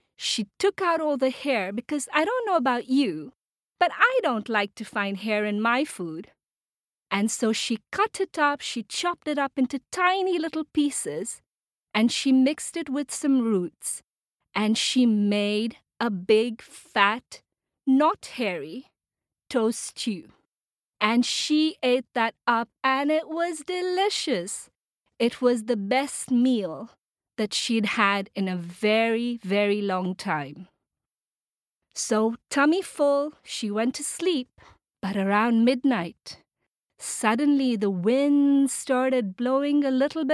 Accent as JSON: {"language": "English", "country": "Tanzania", "said": "I come from Tanzania, which is a country in East Africa"}